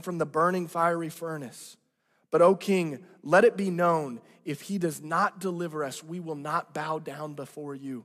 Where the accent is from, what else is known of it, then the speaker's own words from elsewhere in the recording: Branson, Missouri, United States; I'm from Branson, Missouri. And let me let you into this. In junior high, I worked at the Silver Dollar City